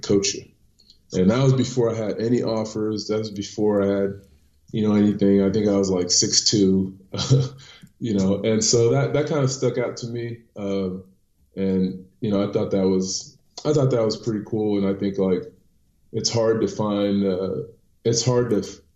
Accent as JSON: {"language": "English", "region": "northern Utah", "country": "United States", "tie": "born or raised there", "also_born_or_lived": "Abidjan, Ivory Coast", "moved": "as an adult", "lives_now": "Blois, France"}